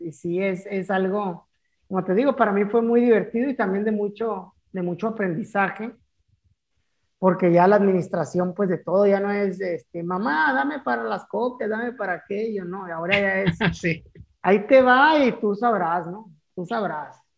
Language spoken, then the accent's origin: Spanish; Ciudad Obregón, Sonora, Mexico; moved away as an adult; also born or lived in Hermosillo / Navojoa; de mi pueblo natal, de mi queridísimo Ciudad Obregón